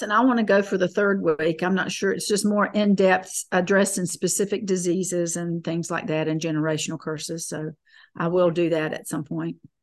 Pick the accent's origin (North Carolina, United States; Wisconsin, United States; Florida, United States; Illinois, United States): North Carolina, United States; Fayetteville; I was born and raised in Fayetteville, North Carolina